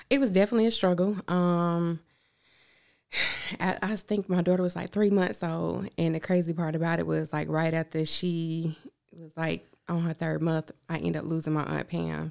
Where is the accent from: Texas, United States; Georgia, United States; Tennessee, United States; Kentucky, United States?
Georgia, United States; Augusta; also born or lived in Hempstead, New York; I was raised here in Augusta